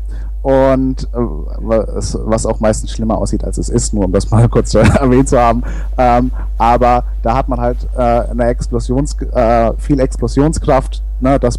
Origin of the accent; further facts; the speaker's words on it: Hesse, Germany; Naja, also es ist, es ist halt, es ist Mittelhessen, wo ich herkomme.